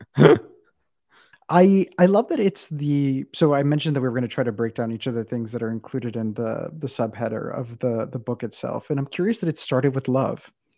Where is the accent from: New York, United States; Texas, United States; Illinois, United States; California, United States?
Texas, United States; South; my interpretation of brownness came from where I'm from, which is South Texas